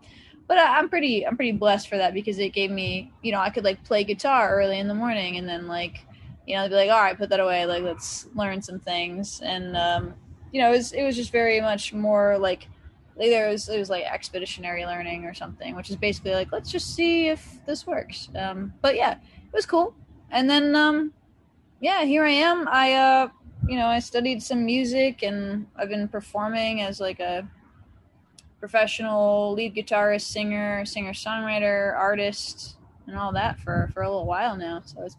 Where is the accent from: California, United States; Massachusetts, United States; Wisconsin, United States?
Massachusetts, United States; also born or lived in Connecticut; now in Nashville, United States; Well, I was born in Western Massachusetts, or actually in Connecticut. Yeah.